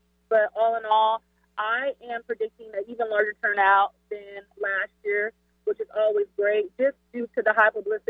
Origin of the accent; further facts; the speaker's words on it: Seattle, Washington, United States; moved away; also born or lived in Illinois; I'm not originally from Seattle, but Seattle raised me. I'm from Illinois.